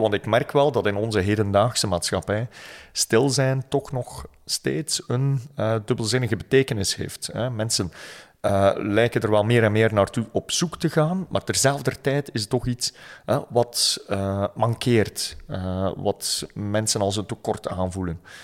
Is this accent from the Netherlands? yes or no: no; West Flanders, Belgium; Ik ben opgegroeid in West-Vlaanderen